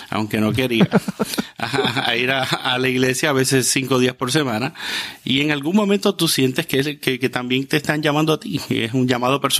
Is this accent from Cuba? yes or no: yes; Cuba; moved away as an adult; also born or lived in Quito, Ecuador; Salí a los 21 años de Cuba, eh, después de haber terminado